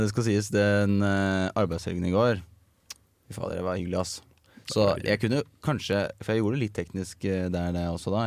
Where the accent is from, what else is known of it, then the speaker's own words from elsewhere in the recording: Toten, Innlandet, Norway; moved away as an adult; now in Trondheim, Norway; jeg bor jo, eh, som, eller kommer fra, som mange ikke hører på dialekta mi, fra Toten.